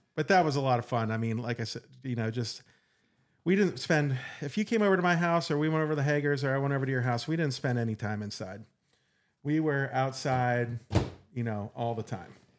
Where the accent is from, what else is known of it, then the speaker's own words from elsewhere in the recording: Saegertown, Pennsylvania, United States; I grew up in Sager Town, Pennsylvania